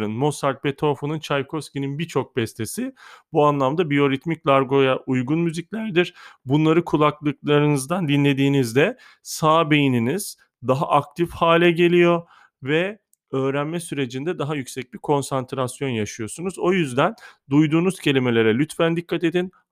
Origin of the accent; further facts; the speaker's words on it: Kahta, Adıyaman, Turkey; Adıyaman Kahtalıyım bu arada ben.